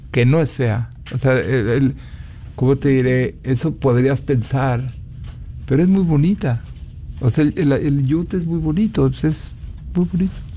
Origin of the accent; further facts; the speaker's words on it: Celaya, Guanajuato, Mexico; now in Dallas, United States; yo soy de Celaya, Guanajuato